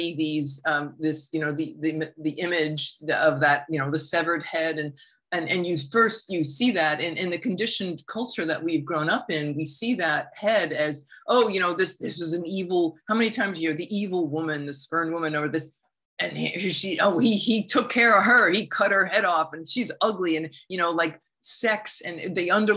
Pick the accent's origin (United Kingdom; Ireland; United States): United States; growing up in the United States